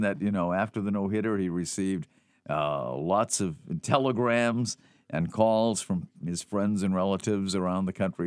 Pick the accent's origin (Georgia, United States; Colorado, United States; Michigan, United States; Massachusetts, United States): Massachusetts, United States; Melrose; I grew up in Melrose